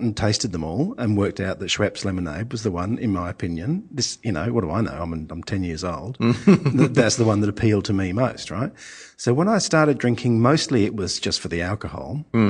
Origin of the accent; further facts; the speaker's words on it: England, United Kingdom; moved away as an adult; also born or lived in London; now in Australia; I grew up in England.